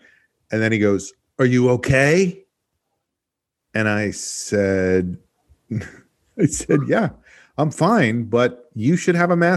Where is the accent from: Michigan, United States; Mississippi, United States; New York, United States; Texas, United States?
New York, United States; moved away; I am from New York